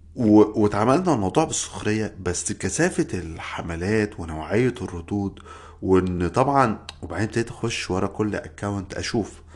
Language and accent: Arabic; Egypt; moved away as an adult; now in United States; انا من مصر